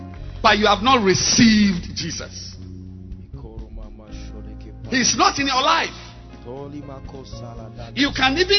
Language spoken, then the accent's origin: English; New York, United States; English is a second language; I came from Harlem, New York.